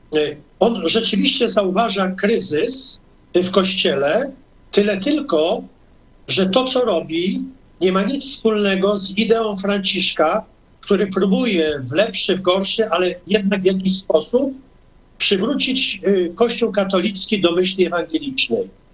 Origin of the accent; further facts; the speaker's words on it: Toruń, Kuyavian-Pomeranian Voivodeship, Poland; urodziłem się w Toruniu też. To moje, to moje rodzinne miasto, na Mickiewicza